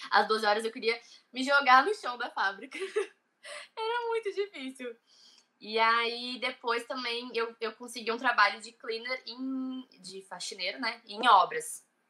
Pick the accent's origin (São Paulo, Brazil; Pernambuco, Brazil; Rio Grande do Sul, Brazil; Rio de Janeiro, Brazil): Rio Grande do Sul, Brazil; Cidreira; moved away as an adult; now in Ireland; eu sou de Cidreira, é uma cidade bem pequena no interior do Rio Grande do Sul.